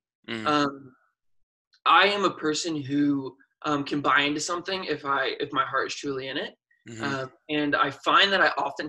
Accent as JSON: {"language": "English", "town": "Sarasota", "region": "Florida", "country": "United States", "tie": "born or raised there", "also_born_or_lived": "Westwood, New Jersey", "moved": "as an adult", "lives_now": "Chicago, United States", "said": "So I was born in northern New Jersey in Westwood, in Bergen County. Mm-hmm. And I moved down to Florida, in Sarasota, Florida, pretty early on. I think I was only a couple months old. And so I was really raised in Sarasota, Florida. And this was in 93."}